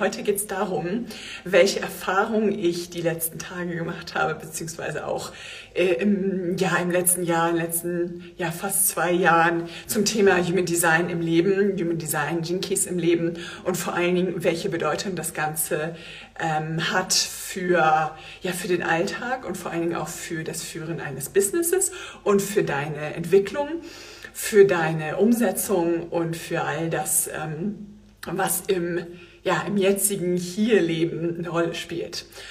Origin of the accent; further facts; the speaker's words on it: Germany; bei uns in Deutschland